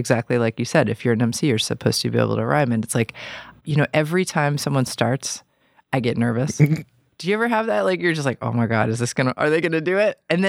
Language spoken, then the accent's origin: English; New York City, New York, United States; Because I grew up in New York City.